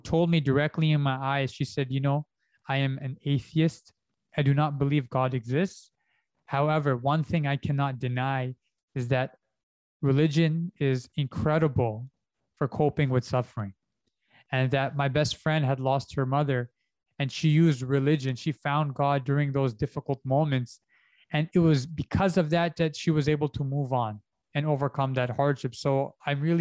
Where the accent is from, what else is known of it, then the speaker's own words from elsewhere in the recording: Canada; moved away; because I did my first one in Canada, because I'm Canadian